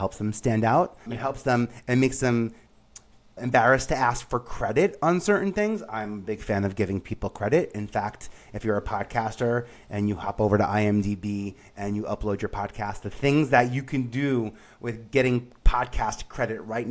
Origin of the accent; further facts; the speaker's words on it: New York City, New York, United States; moved away; I grew up in Staten Island